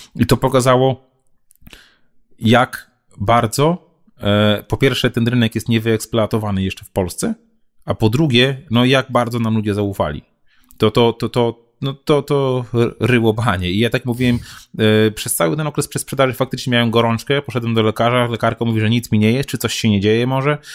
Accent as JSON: {"language": "Polish", "town": "Białystok", "region": "Podlaskie Voivodeship", "country": "Poland", "said": "Ja jestem z Białego Stoku"}